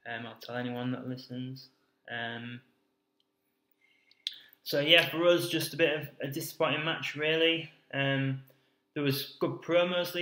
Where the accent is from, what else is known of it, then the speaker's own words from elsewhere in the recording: United Kingdom; as we are from the UK.